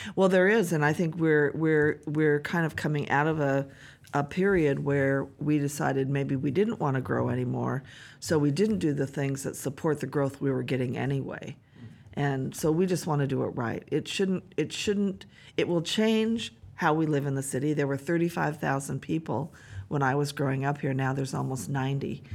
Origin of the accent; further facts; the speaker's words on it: Bellingham, Washington, United States; born and raised here, so being the mayor of my hometown